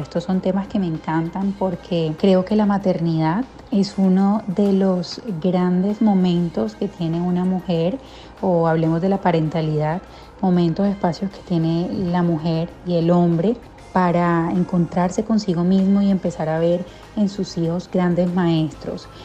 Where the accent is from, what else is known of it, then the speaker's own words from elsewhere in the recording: Colombia; now in United States; Colombia, mi país natal